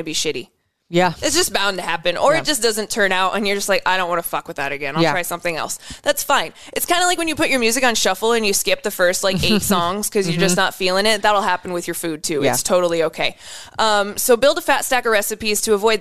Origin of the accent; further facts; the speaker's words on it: Western Iowa, United States; I'm from Iowa.